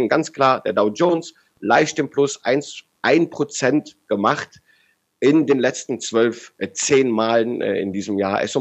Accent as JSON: {"language": "German", "region": "Rhineland", "country": "Germany", "said": "wie ich als Rheinländer sage, da ist was im Busch"}